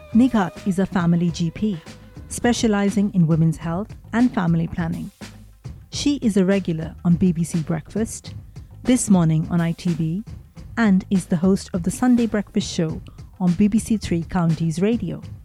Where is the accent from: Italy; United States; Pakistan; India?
India; moved away; I grew up in India